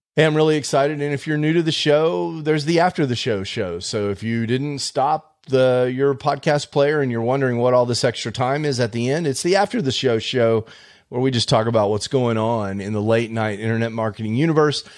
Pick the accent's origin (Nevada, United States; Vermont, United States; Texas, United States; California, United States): Texas, United States; Houston; I'm from Houston originally